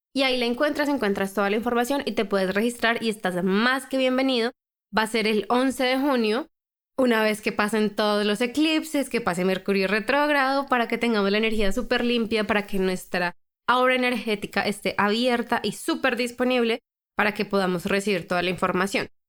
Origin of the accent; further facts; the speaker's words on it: Colombia; Yo por lo menos crecí en Colombia, una cultura muy, muy, muy religiosa